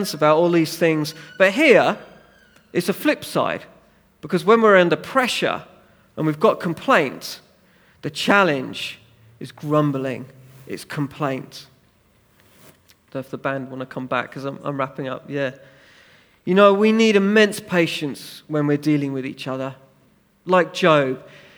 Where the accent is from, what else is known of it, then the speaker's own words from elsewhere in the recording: United Kingdom; we're British